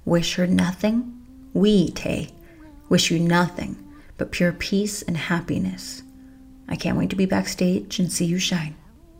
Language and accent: English; Spokane, Washington, United States; Growing up in Spokane with my family was great. That's where I first fell in love with the snow.